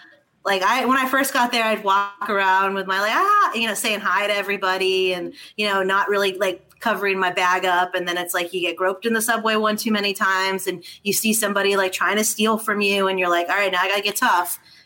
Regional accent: Los Angeles, California, United States; also born or lived in New York; now in New Orleans, United States; Originally from Los Angeles.

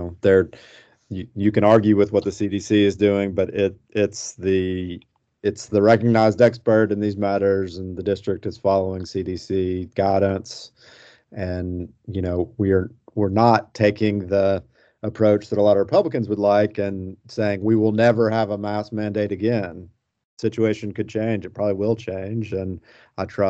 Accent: Searcy, Arkansas, United States; my hometown of Searcy

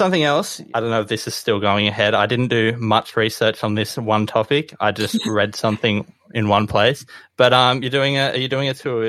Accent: Sydney, New South Wales, Australia; also born or lived in Bundaberg, Queensland; Moved to Sydney, been there pretty much the whole time.

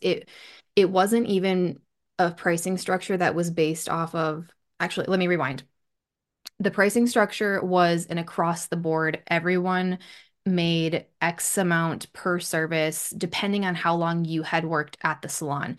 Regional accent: Bismarck, North Dakota, United States; moved away as an adult; now in United Kingdom; I grew up in North Dakota. I lived there for twenty-eight-ish, twenty-nine-ish years before moving here to the U K. And, yeah. My hometown is Bismarck, North Dakota

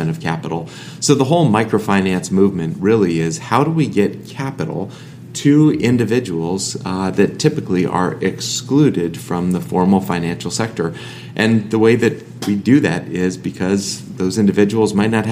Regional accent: Massachusetts, United States; being a pastor's kid growing up in Massachusetts

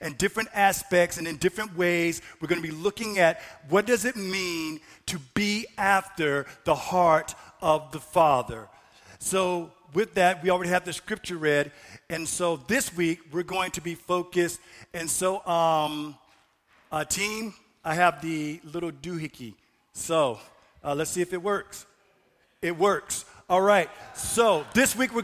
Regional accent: Florida, United States; now in North Dakota, United States; I'm from the South, I'm from Florida

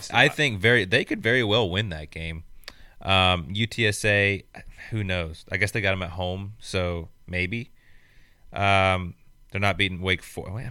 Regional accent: Bowling Green, Kentucky, United States; Bowling Green, Kentucky. Shout out. That's my hometown

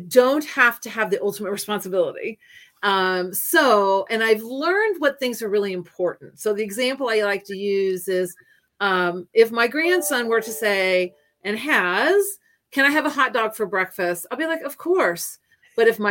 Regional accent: Hannibal, Missouri, United States; moved away as an adult; also born or lived in Virginia / Florida / Illinois / Japan; I am from Hannibal, Missouri

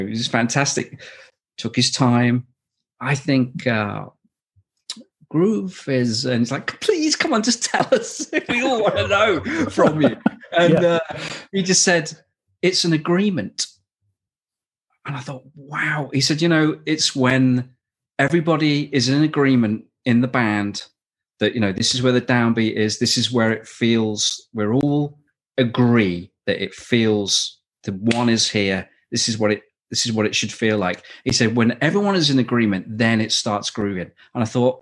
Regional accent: Shropshire, West Midlands, United Kingdom; also born or lived in Manchester; I had a teacher in Shropshire where I grew up in England

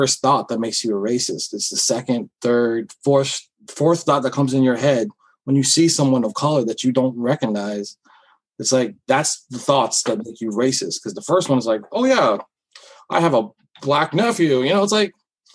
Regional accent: United States; I identify as an American first before anything. I'm a fucking United States veteran

